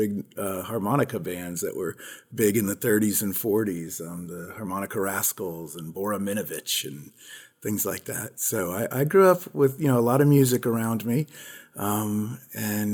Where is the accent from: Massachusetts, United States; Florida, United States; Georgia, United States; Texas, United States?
Florida, United States; Palm Beach County; I grew up in Palm Beach County